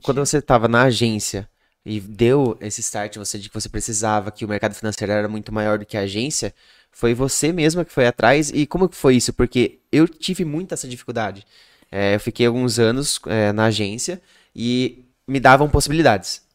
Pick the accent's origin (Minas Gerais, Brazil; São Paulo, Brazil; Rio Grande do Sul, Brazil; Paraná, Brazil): São Paulo, Brazil; Piracicaba; eu sou de Piracicaba